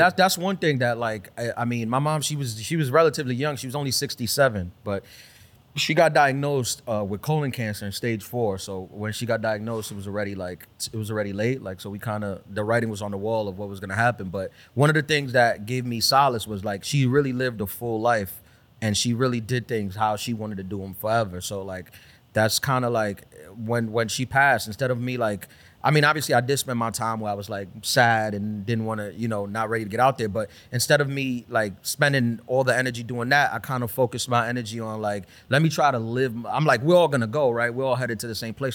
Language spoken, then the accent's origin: English; New York City, New York, United States; also born or lived in Brooklyn / Dominican Republic (family origin); grew up in Queens